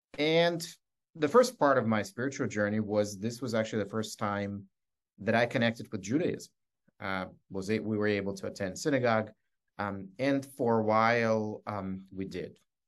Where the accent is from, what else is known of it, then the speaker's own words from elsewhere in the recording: Scranton, Pennsylvania, United States; And so I thought, growing up in Scranton, I was 14, that if I become a lawyer, I could be the voice for people like my parents.